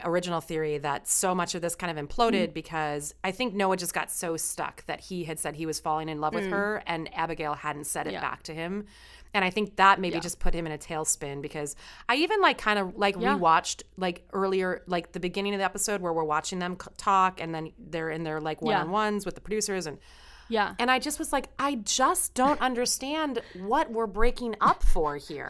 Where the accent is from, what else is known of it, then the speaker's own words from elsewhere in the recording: Chicago, Illinois, United States; Like, I'm from Chicago. I can't help it.